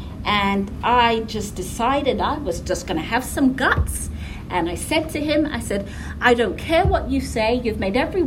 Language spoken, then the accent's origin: English; England, United Kingdom; moved away as an adult; also born or lived in Caribbean / Savannah, Georgia / Nashville / Indiana; now in Raleigh, United States; when I was growing up in England